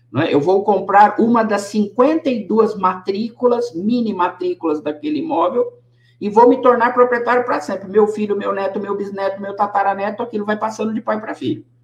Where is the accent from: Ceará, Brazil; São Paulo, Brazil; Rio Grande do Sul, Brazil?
São Paulo, Brazil; Bragança Paulista; born there; Eu nasci em Bragança Paulista.